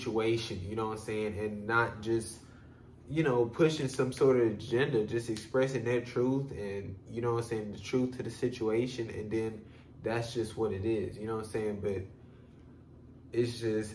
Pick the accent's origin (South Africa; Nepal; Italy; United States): United States; I'm from America